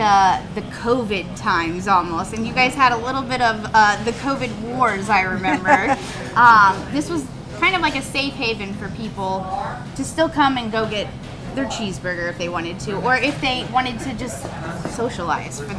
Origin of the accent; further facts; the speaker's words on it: Midwest, United States; I am from the Midwest